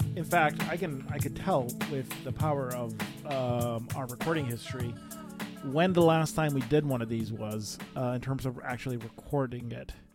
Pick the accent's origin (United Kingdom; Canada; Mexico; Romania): Romania; moved away; growing up in Romania